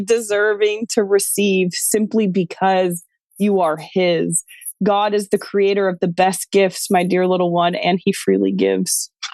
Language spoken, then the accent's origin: English; New York, United States; moved away; also born or lived in Western United States; I was born and raised in New York